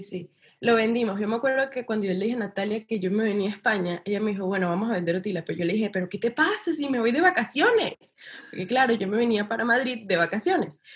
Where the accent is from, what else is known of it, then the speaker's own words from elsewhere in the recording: Venezuela; yo soy de Venezuela